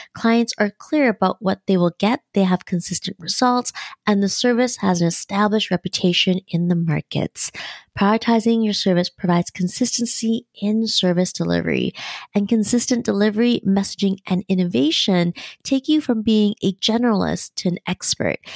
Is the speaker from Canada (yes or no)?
yes; Canada; As a Canadian